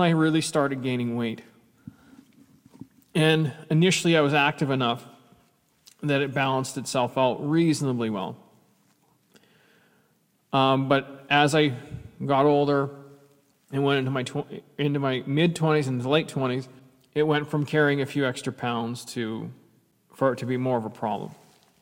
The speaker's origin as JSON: {"language": "English", "country": "Canada", "tie": "born or raised there", "said": "I'm a Canadian kid and played hockey from the time."}